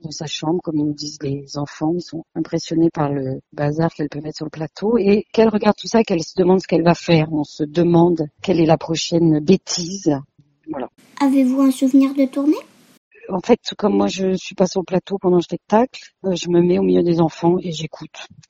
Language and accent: French; Ardèche, Auvergne-Rhône-Alpes, France; j'ai grandi euh, en Ardèche, dans une petite toute petite ville